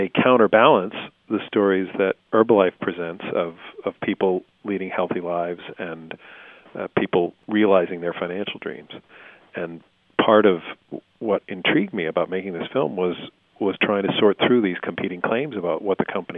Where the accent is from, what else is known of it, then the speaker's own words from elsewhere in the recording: United States; also born or lived in Los Angeles; ourselves as Americans